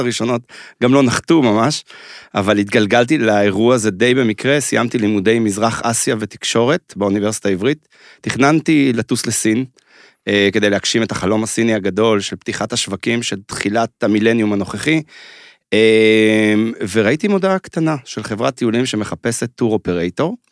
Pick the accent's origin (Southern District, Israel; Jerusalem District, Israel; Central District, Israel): Jerusalem District, Israel; Mevaseret Zion; אני בתור ילד חנון, שגר בעיירה כמו מבשרת ציון, שם גדלתי